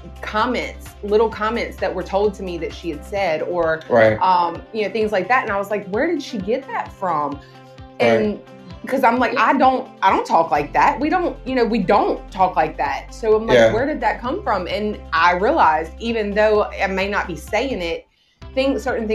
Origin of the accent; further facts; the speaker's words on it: the South, United States; growing up in the South, I not necessarily raised in a racist home